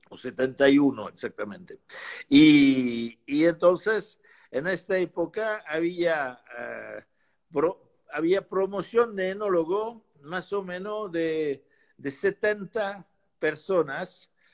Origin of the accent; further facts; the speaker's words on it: Bordeaux, Nouvelle-Aquitaine, France; Spanish is a second language; also born or lived in Pomerol; Yo nací en Burdeos y Pomol